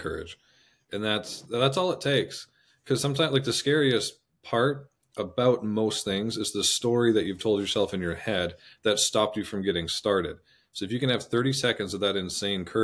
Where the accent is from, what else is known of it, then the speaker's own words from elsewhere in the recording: Canada; I'm Canadian